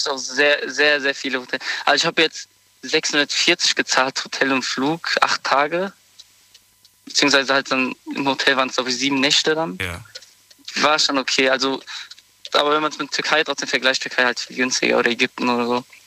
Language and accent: German; Morocco; moved away; ich komme ja ursprünglich aus Marokko